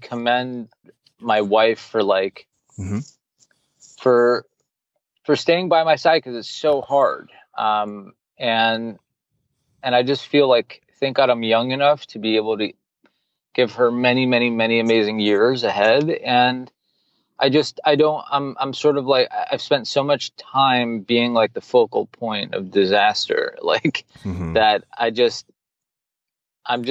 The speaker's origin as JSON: {"language": "English", "town": "New York City", "region": "New York", "country": "United States", "tie": "born or raised there", "moved": "yes", "lives_now": "Miami, United States", "said": "I grew up in New York City"}